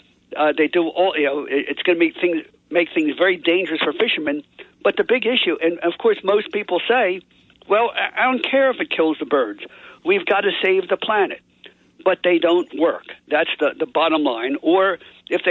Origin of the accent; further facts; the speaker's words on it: Atlantic City, New Jersey, United States; I grew up in Atlantic City